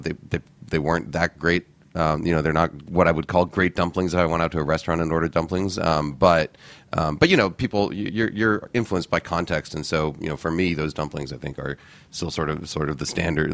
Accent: New York, United States; also born or lived in Boston; I grew up in New York. I was born in Boston, but my family moved here to New York when I was about 3 years old. I grew up in Morningside Heights

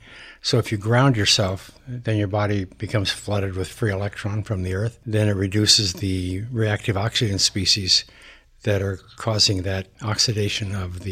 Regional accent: Montana, United States; when I was young, I grew up in Montana.

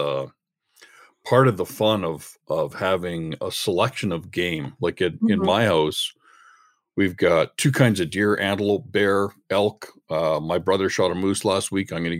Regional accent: Canada; I'm a Canadian journalist, chef, hunter, fisherman, and wild game cook

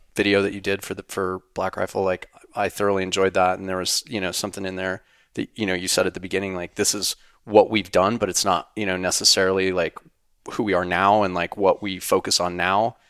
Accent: Wyoming, United States; in Wyoming where I grew up

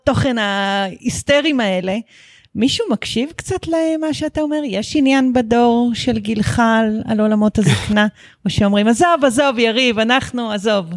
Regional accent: Netzer Sereni, Central District, Israel; ששנינו נולדנו בקיבוץ, באותו קיבוץ

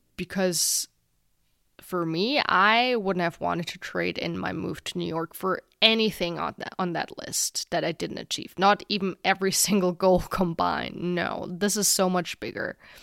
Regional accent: Germany; my home country of Germany

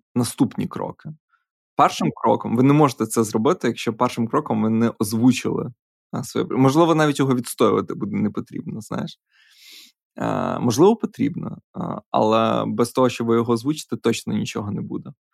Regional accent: Podillia, Ukraine; Ми ж подоляни.

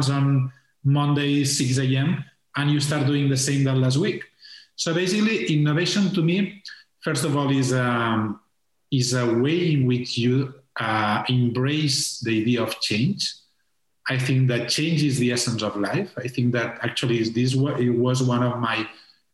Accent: Tarragona, Catalonia, Spain; English is a second language; moved away as an adult; also born or lived in Barcelona; I'm in Tarragona, where is my hometown.

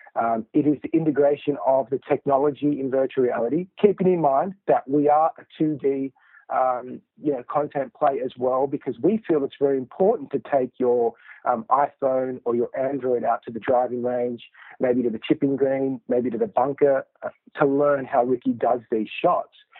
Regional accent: Sydney, New South Wales, Australia; in Australia is where I grew up in Sydney

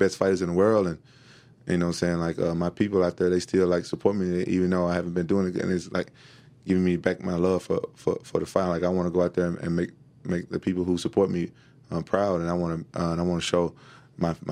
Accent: Memphis, Tennessee, United States; when I went back home to Memphis

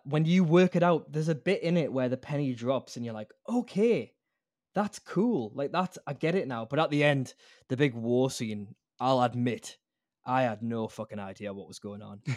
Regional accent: Newcastle upon Tyne, North East England, United Kingdom; now in Australia; I'm from the UK, mate, like from Newcastle

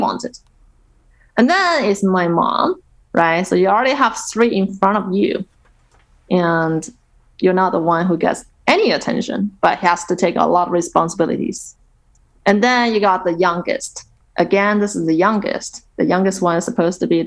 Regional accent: Nanjing, Jiangsu, China; Nanjing, which is her hometown and also my hometown

